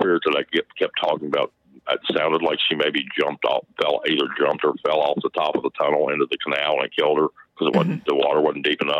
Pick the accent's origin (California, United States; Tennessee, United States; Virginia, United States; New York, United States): Virginia, United States; Staunton; I was raised here in Stanton, Virginia.